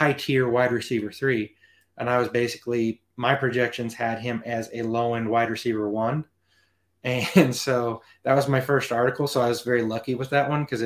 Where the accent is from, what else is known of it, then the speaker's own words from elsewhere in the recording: Norman, Oklahoma, United States; moved away as an adult; now in Montana, United States; Born and raised in Norman, Oklahoma, which is where Sooners football is